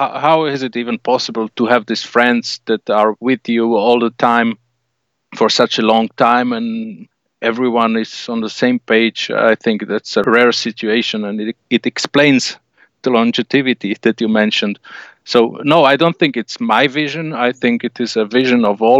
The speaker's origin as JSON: {"language": "English", "country": "Slovakia", "said": "we're from Slovakia"}